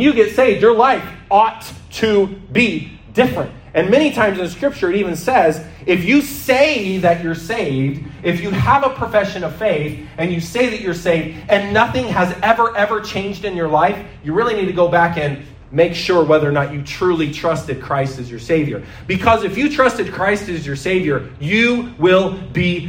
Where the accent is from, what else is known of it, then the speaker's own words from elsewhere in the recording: United States; now in Canada; I'm from America